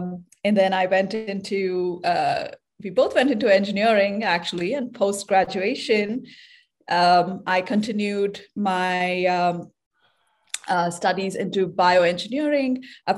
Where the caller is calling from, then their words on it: San Francisco, California, United States; So I'm calling in from San Francisco today, and I'm a bioengineer.